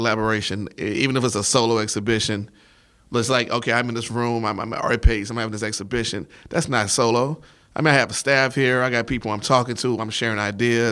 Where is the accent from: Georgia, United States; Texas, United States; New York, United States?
Texas, United States; Houston; I am originally from Houston